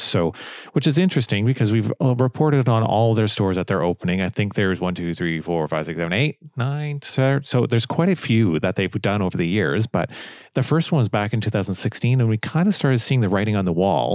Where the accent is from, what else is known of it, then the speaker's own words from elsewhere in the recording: Canada; growing up in Canada, I've always known about Bootlegger